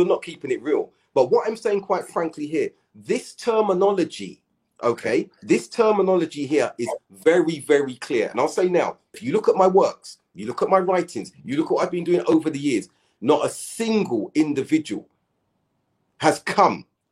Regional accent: United Kingdom; We're British.

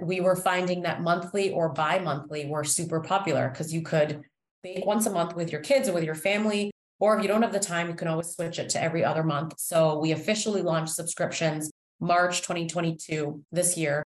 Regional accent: Toronto, Ontario, Canada; moved away as an adult; now in Chicago, United States; So I was born and raised in Toronto, Canada

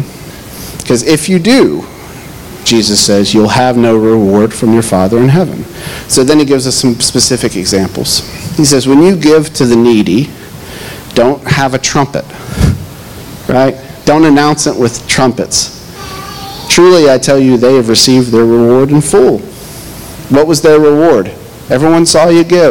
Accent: Knoxville, Tennessee, United States; moved away; I grew up in the Bible Belt, maybe the top part of the Bible Belt in Knoxville

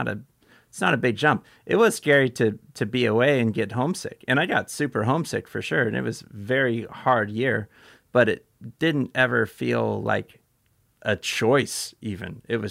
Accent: California, United States

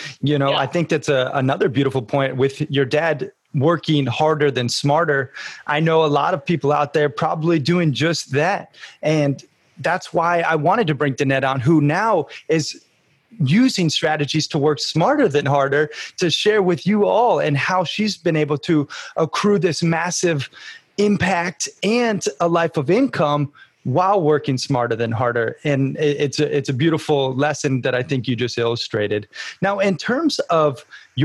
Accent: United States; moved away; also born or lived in Montana / Sarasota, Florida; I grew up half in Montana, half in Sarasota, Florida

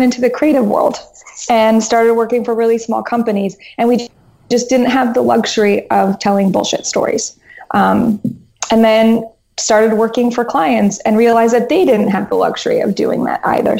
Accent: Albuquerque, New Mexico, United States; now in New York, United States; I was born in New Mexico. Basically, Portlandia in Albuquerque. That was my childhood.

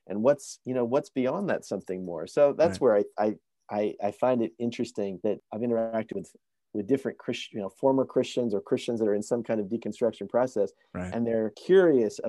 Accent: United States; born or raised there; moved away as an adult; now in Vancouver, Canada

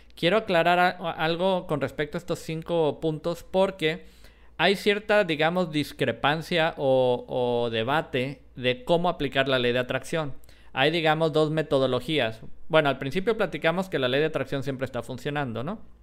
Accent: Jalisco, Mexico; yo soy de Jalisco

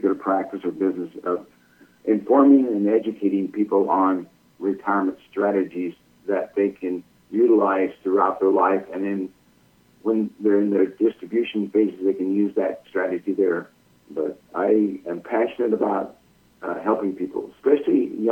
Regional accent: Rocky Mountain area, Rocky Mountains, United States; now in Southeastern United States; I'm from the Rocky Mountain area

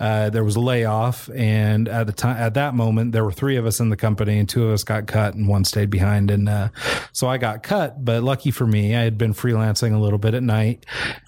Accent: Pocatello, Idaho, United States; my hometown of Pocatello, Idaho

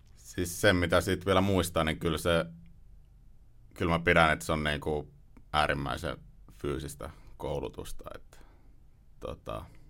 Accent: Ostrobothnia, Finland; mä oon Pohjanmaalta, Pohjanmaalta kotoisin

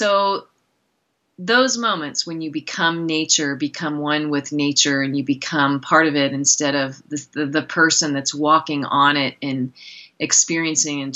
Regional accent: outside the Willamette Valley, rural Oregon, United States; also born or lived in San Francisco / Seattle / Philadelphia; now in Montana, United States; I grew up in rural Oregon, which is also beautiful, in the, you know, outside of the Willamette Valley

